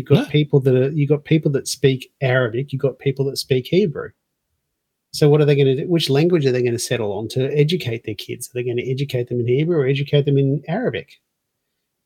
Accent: Australia; I was born in Australia

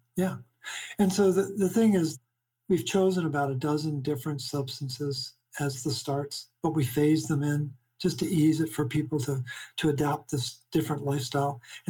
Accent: Baltimore, Maryland, United States; But I'm originally from Baltimore.

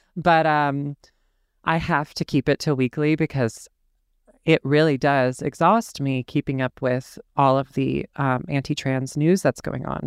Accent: the South, United States; I'm born and raised in the South, and I've never actually in my life lived anywhere else

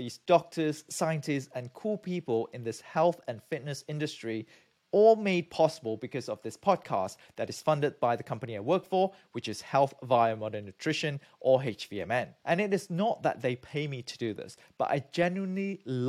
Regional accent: Malaysia; moved away as an adult; also born or lived in United Kingdom; now in United States; I'm from Malaysia, I got my PhD from the UK

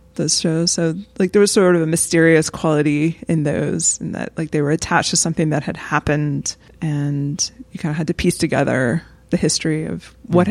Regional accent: the American South, United States; as a white Southerner

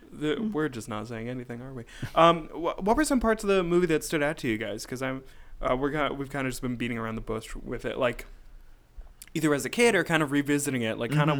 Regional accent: Poughkeepsie, New York, United States; born there; I was born in Poughkeepsie.

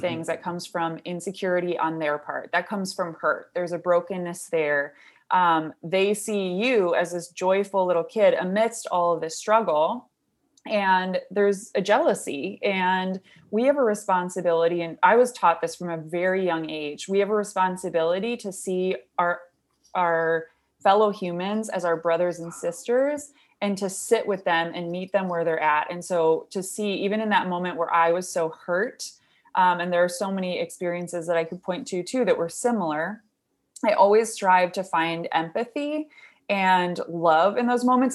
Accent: Brighton, Michigan, United States; we lived in Brighton, so I grew up there

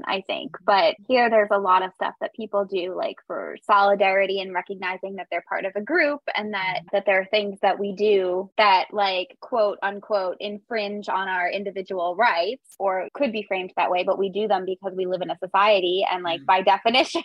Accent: United States; moved away; I'm American

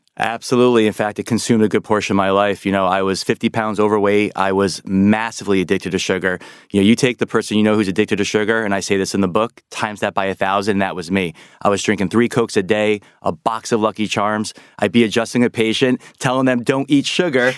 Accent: New York, United States; I'm a New Yorker

